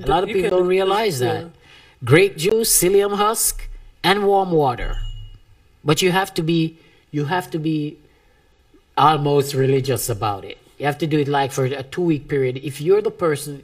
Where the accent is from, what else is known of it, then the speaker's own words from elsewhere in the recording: Jamaica; as a Jamaican